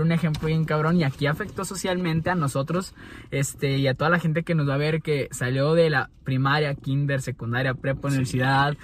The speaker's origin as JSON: {"language": "Spanish", "country": "Mexico", "said": "como buenos mexicanos"}